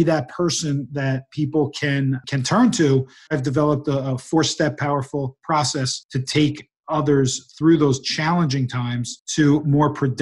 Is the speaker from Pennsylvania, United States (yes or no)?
no; New Jersey, United States; moved away as an adult; also born or lived in New York City / Salt Lake City, Utah; now in California, United States; I grew up in New Jersey